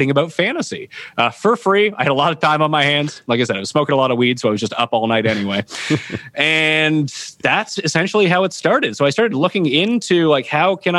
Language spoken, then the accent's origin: English; Halifax, Nova Scotia, Canada; I stayed local to where I'm from. I'm from Halifax, Nova Scotia